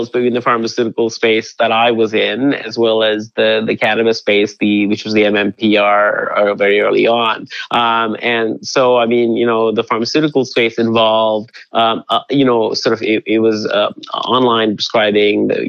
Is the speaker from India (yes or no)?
yes; India; the the Himalayas, where where I went to boarding school, it's you know, it grows wild there.